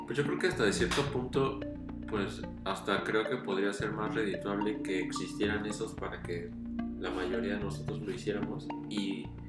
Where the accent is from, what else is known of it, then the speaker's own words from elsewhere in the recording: Mexico City, Mexico; el lugar donde, de donde soy, donde viví casi toda mi vida, pues en realidad vivo afuera de la ciudad